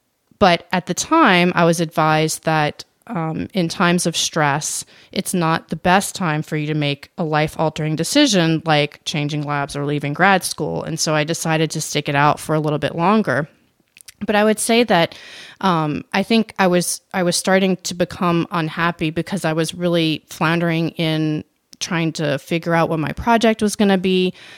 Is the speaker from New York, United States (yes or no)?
no; New Orleans, Louisiana, United States; I am from New Orleans, and this was in 2005. And so Katrina hit New Orleans in August of that year.